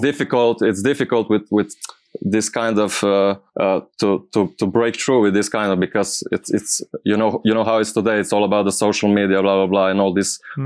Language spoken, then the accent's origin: English; Slovenia; English is a second language; I'm from Slovenia.